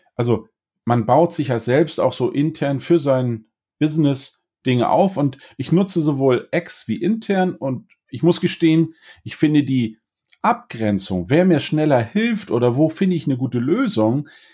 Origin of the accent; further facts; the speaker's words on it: Northern Germany, Germany; ich bin Norddeutscher